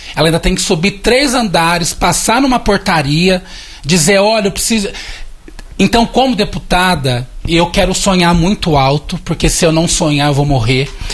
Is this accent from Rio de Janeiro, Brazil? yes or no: no; Mairiporã, São Paulo, Brazil; Eu sou de Mariporã, embora seja grande São Paulo, mas fui criada na área rural de Mariporã